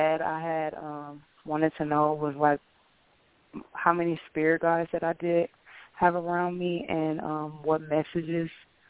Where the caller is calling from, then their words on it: Decatur, Illinois, United States; I'm calling in from Decatur, Illinois.